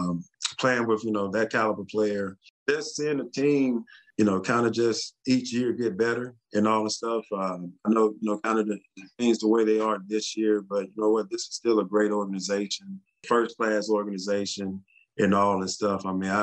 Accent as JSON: {"language": "English", "region": "Texas", "country": "United States", "said": "how the experience that I had as a Texan from the, you know, from the very start, it was a first class organization"}